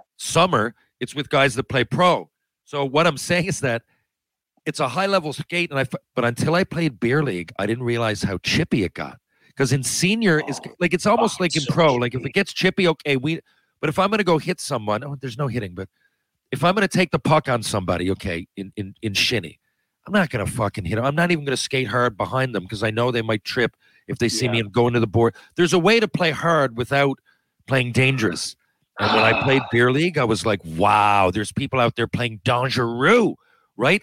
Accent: Canada; I'm Canadian

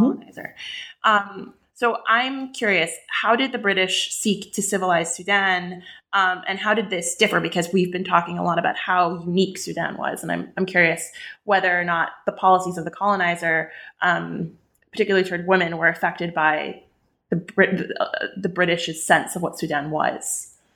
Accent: West Bank, Palestine; I grew up in the West Bank. I'm Palestinian

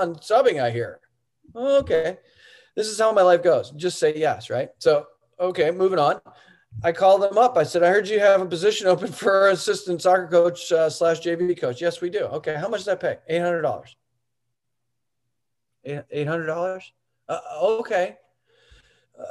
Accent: Buffalo, New York, United States; moved away; I'm from Buffalo

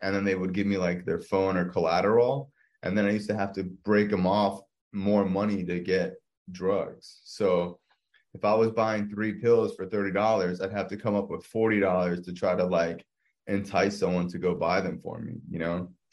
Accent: South Florida, United States; born and raised in South Florida

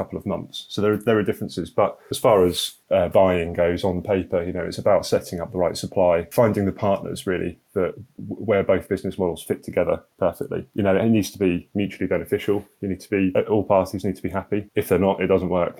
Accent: Norfolk, East of England, United Kingdom; I'm from Norfolk

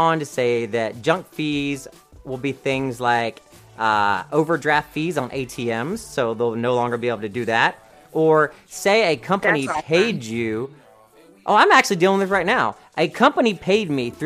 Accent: the South, United States; I'm from the South

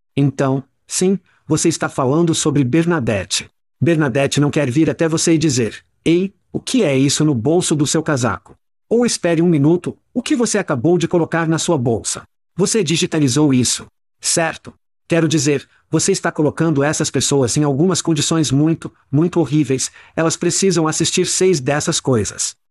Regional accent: United States; moved away as an adult; now in Ireland; Como americanos

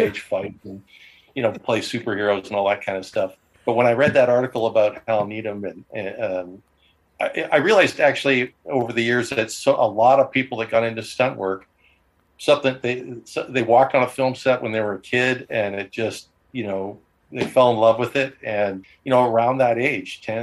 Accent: Victoria, British Columbia, Canada; I grew up in Victoria, actually, on Vancouver Island

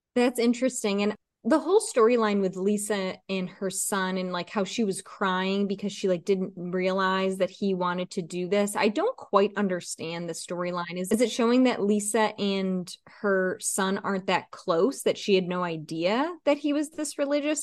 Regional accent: East Coast, United States; I'm from the East Coast

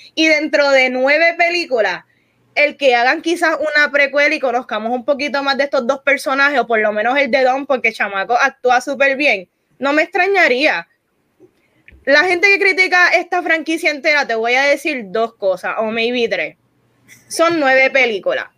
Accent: Puerto Rico; aquí los cuatro somos puertorriqueños

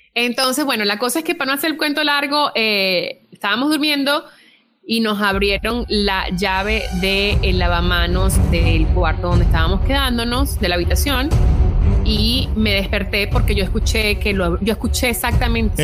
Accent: Venezuela; moved away; estoy en un país extraño, yo vengo, yo vengo de Venezuela

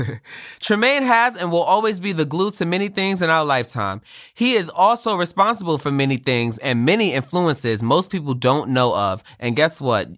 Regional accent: New York City, New York, United States; I'm from Brooklyn, New York like I've been in the Board of Education system for more than a decade

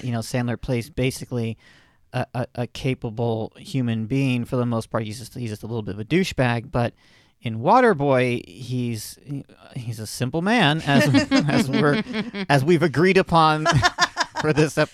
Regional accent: Florida, United States; I'm from Florida

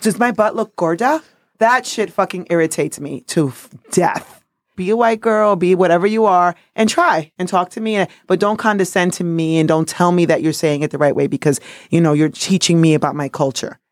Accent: New York City, New York, United States; also born or lived in Dominican Republic; I'm a Dominican Yorker. I'm from New York City by way of Dominican Republic

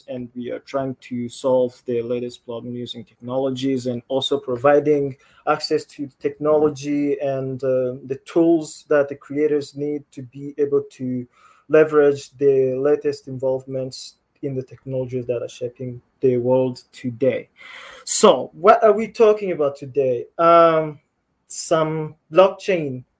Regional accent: Rwanda; I am from Rwanda

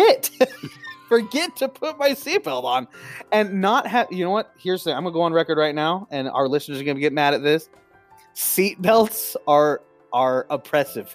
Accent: Eastern Washington, United States; growing up on Eastern Washington

